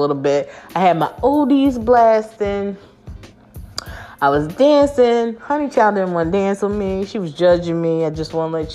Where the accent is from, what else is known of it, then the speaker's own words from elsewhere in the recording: United States; I was born in America